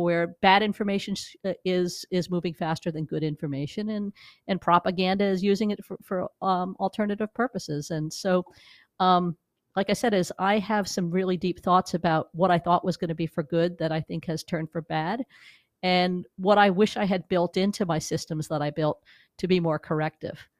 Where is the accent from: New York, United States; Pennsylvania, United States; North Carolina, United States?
New York, United States; moved away as an adult; also born or lived in Missouri; now in Los Angeles, United States; I'm a New Yorker who came here twenty years ago